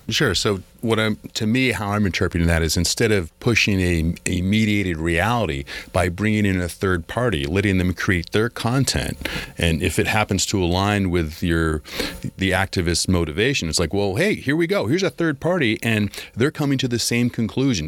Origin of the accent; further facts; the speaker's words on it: Massachusetts, United States; I'm from Massachusetts